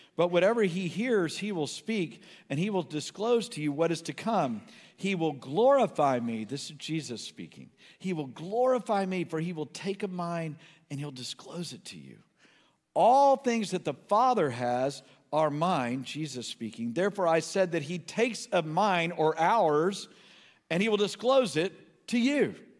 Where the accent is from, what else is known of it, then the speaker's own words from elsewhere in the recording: New Haven, Connecticut, United States; the house that I was born in in New Haven, Connecticut